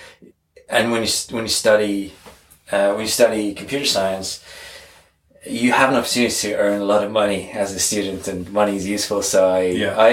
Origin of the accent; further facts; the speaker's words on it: Estonia; moved away; I'm originally from Estonia. It's a small country far north, east. I grew up in the Soviet Union.